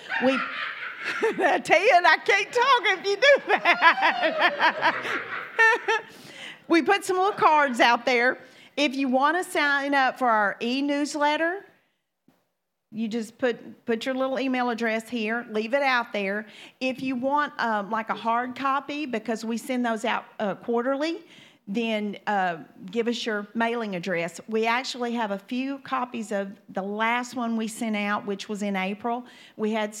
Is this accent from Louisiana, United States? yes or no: yes; Louisiana, United States; also born or lived in Magnolia, Arkansas; now in Shreveport, United States; I am from Louisiana, and I have an accent